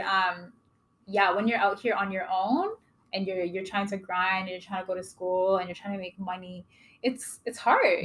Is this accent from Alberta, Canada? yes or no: no; Kitchener, Ontario, Canada; also born or lived in Toronto; I grew up in Kitchener. I didn't like I was born in Toronto, but mm-hmm. I was raised in Kitchener, Waterloo, Ontario